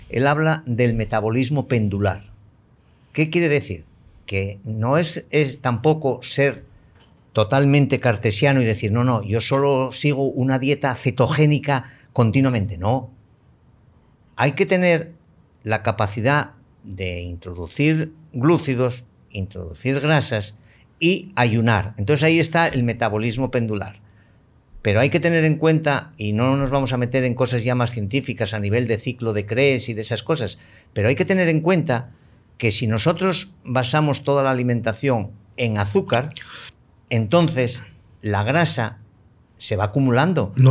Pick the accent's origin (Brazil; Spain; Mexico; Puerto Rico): Spain; yo soy español y me siento muy español y me siento español hasta la médula